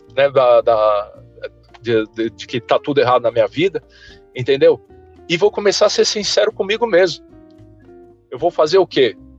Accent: São Paulo, Brazil; moved away as an adult; also born or lived in Volta Redonda, Rio de Janeiro / Balneário Camboriú, Santa Catarina; eu nasci em Volta Redonda, estado do Rio de Janeiro, fui criado boa parte da minha vida, né, minha, até minha adolescência, até, até o início da faculdade em São Paulo

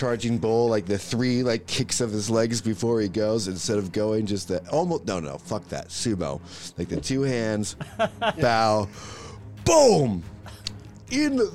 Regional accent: United States; I'm American

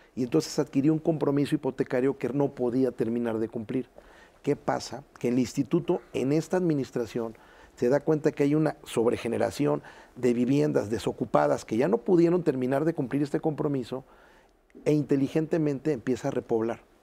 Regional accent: Veracruz, Mexico; como dicen en mi tierra Veracruz

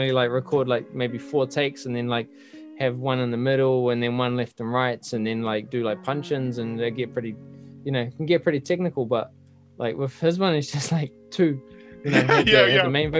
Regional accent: Auckland, New Zealand; also born or lived in Henderson; born and raised in Auckland, bro. Grew up in Avondale.

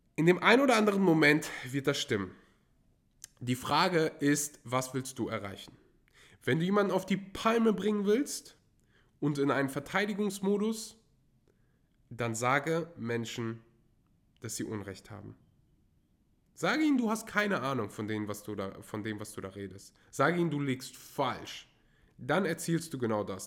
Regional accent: Germany; als Deutscher

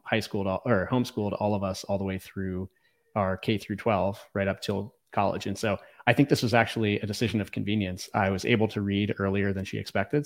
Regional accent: Virginia, United States; also born or lived in Los Angeles, California / Philadelphia; now in Austin, United States; I grew up in the woods of Virginia, kinda, uh, in the rural area

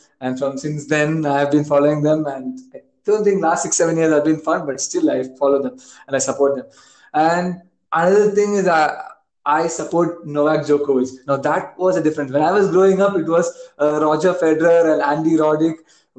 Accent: India; And I got into sports via cricket only, as Vaishak said, as any Indian. But then for me, cricket was much more than just any Indian.

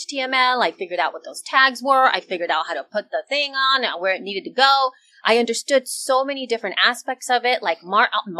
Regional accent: El Salvador; moved away; I'm from El Salvador

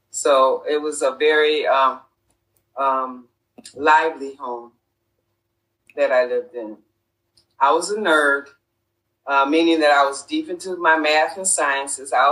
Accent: Rochester, New York, United States; I was born and raised in Rochester, New York.

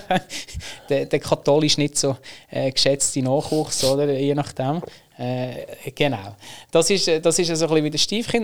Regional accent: Lucerne, Switzerland; moved away as an adult; now in Zug, Switzerland; aufgewachsen im Kanton Luzern

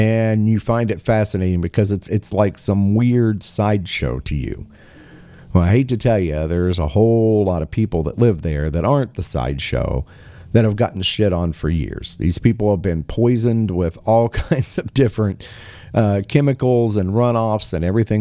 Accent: Appalachia, United States; I'm from this area. I'm from the Appalachian region. I know. I've lived there

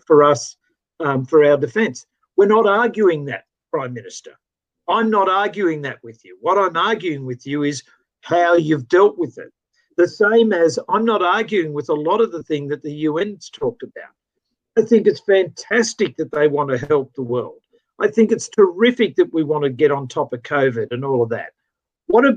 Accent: Australia; As an Australian

